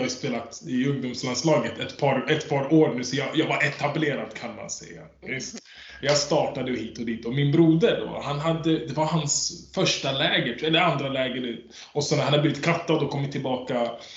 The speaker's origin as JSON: {"language": "Swedish", "country": "Sweden", "tie": "born or raised there", "said": "Jag är född i Sverige"}